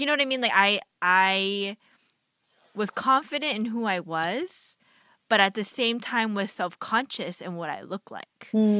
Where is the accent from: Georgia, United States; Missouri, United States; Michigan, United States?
Georgia, United States; Marietta; I grew up in East Cobb, Georgia, Marietta, where I too was just a handful of Asian Americans.